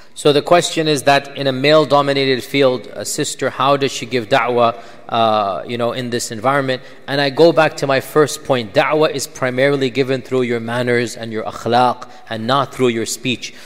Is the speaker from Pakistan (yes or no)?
yes; Pakistan; I'm a Pakistani as well.